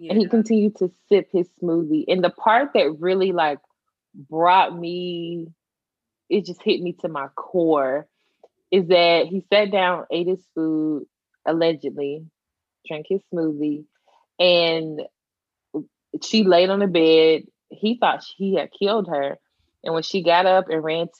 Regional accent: Tennessee, United States; I'm from Tennessee

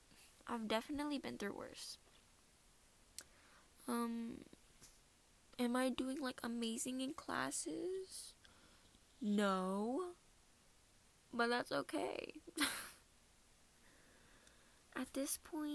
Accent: Minnesota, United States; accent: Minnesota accent; now in North Carolina, United States; I'm from Minnesota

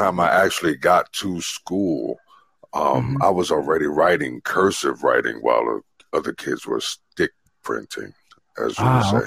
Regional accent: New York City, New York, United States; I'm born and raised in the Bronx, New York City

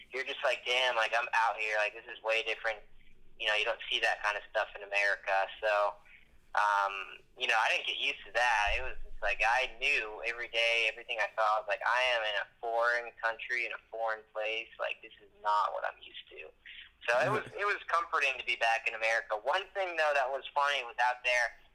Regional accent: United States; I'm an American

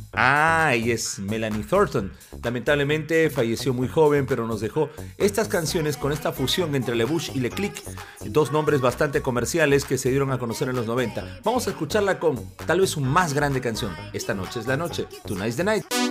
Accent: Peru; nos enviaron a representar a Perú como uno de los invitados de la prensa peruana

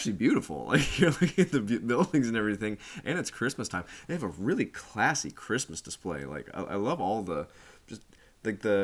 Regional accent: United States; as an American

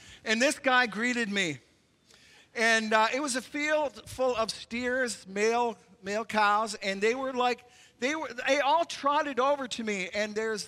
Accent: Canada; As a Canadian

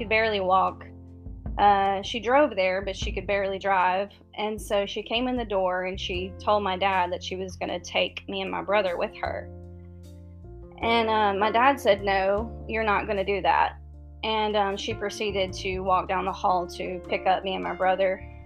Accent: Mississippi, United States; I was born and raised in Mississippi, down south

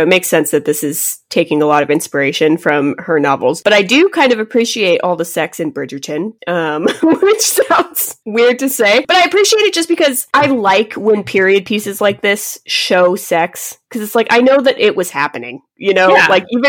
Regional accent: United States; We're American.

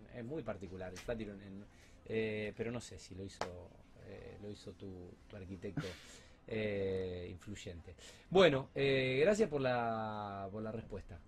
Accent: Argentina; somos argentinos

